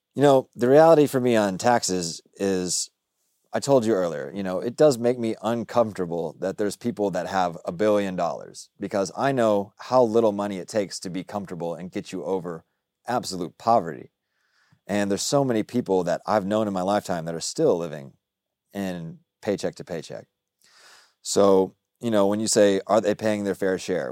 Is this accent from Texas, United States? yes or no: yes; Dallas, Texas, United States; also born or lived in Austin; I say I'm from the South, but I grew up in Dallas